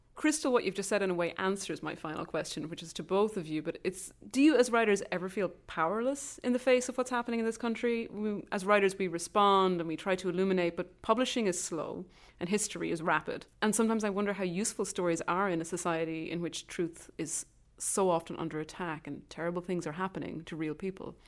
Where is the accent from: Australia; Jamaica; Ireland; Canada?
Ireland; moved away as an adult; now in United States; I'm an Irish writer who's been based in the United States for more than a decade